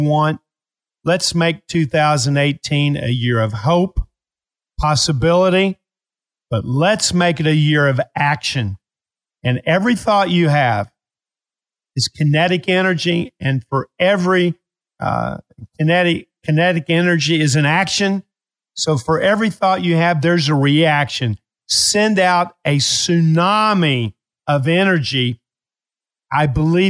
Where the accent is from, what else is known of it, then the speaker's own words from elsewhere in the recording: Appalachia, United States; I was raised in Appalachia.